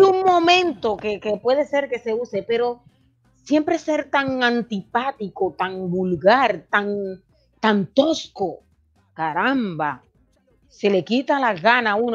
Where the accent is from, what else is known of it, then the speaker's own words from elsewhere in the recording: Dominican Republic; now in United States; representar a nuestro país el día 5 de julio en las votaciones dominicanas